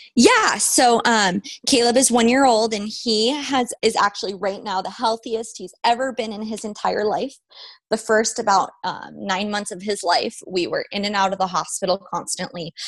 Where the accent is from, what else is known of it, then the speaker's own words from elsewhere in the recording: Las Vegas, Nevada, United States; moved away as an adult; also born or lived in New Mexico; I was born and raised in Vegas